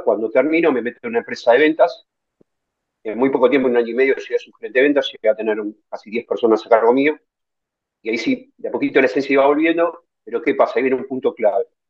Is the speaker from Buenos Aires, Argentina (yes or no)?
yes; Buenos Aires, Argentina; yo soy descendiente, soy argentino, pero descendiente de abuelos, eh, rusos y polacos